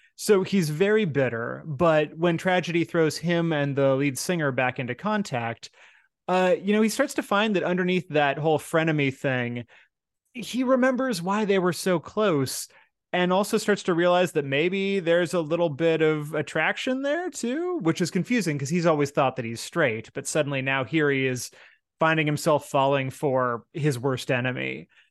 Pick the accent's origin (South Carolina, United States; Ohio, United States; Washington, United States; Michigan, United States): Washington, United States; Seattle; my hometown